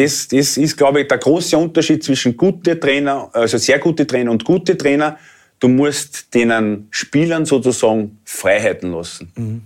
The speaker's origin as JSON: {"language": "German", "country": "Austria", "said": "als Österreicher"}